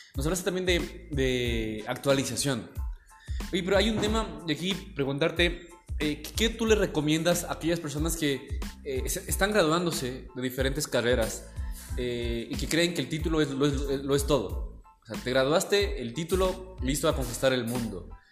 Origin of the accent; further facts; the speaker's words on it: Baños, Tungurahua, Ecuador; también soy de Baños